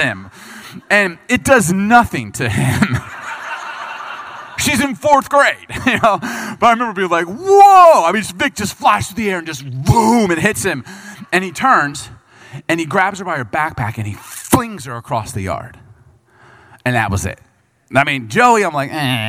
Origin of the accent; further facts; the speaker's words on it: Bartlett, Illinois, United States; growing up in Chicago, we grew up when I was in middle school, we lived in a subdivision called Bartlett